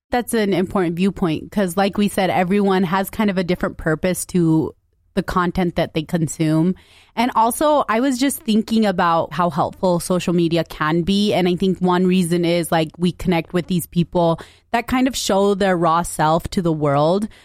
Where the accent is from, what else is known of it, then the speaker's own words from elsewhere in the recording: United States; we grew up in West Valley